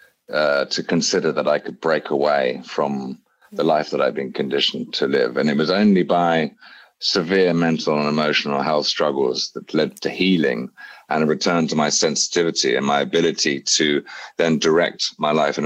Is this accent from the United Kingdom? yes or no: yes; England, United Kingdom; moved away as an adult; also born or lived in Bali, Indonesia; as a privileged man, as an English man